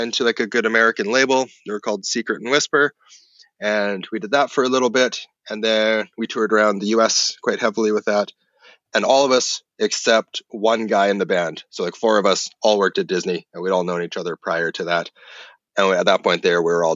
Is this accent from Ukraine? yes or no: no; Kelowna, British Columbia, Canada; West coast of Canada, a place called Kelowna.